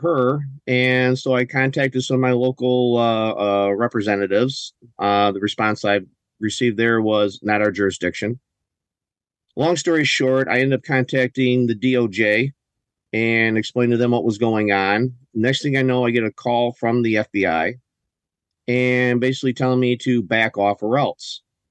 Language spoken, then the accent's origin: English; Michigan, United States; born and raised on the soil of Michigan.